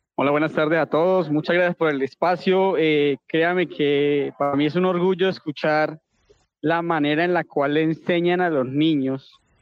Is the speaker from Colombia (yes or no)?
yes; Colombia; now in El Salvador; Yo soy colombiano, vivo aquí en El Salvador